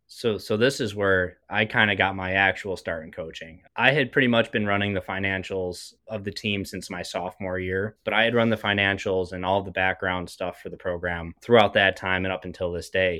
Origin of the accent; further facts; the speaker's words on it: Buffalo, New York, United States; I'm from Buffalo. I played locally for a bit